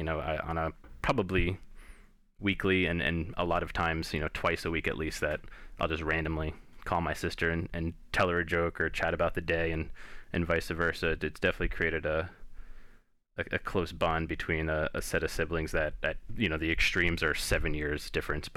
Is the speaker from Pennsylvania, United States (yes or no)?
no; New Jersey, United States; growing up in Jersey in the 80s and 90s